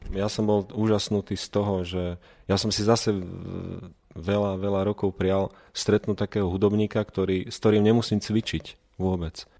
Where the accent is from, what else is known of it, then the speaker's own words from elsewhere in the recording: Liptov, Žilina Region, Slovakia; tam u nás na Liptove